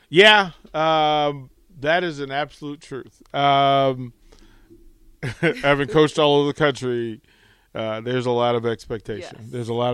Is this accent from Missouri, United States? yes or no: no; Washington, District of Columbia, United States; also born or lived in Utah; now in Lincoln, United States; I'm not from here either, so I had to. So I'm originally from D.C.